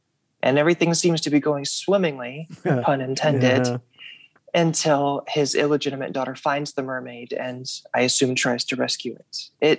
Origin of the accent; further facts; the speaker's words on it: Russellville, Arkansas, United States; now in Fayetteville, United States; when I was growing up in Russellville, Arkansas, and anime films came out, we didn't get to see them.